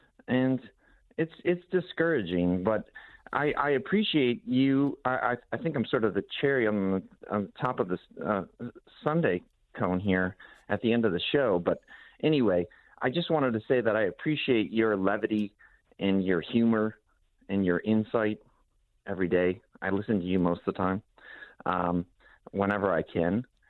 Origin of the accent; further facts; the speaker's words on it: Grand Rapids, Michigan, United States; moved away as an adult; also born or lived in Chicago; I'm originally from Grand Rapids and I moved back here.